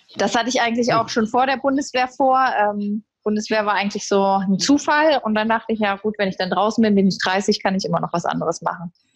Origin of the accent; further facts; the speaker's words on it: Berlin, Germany; now in Essen, Germany; Ich äh, lebe und arbeite mittlerweile in Essen. Ich bin eigentlich Berlinerin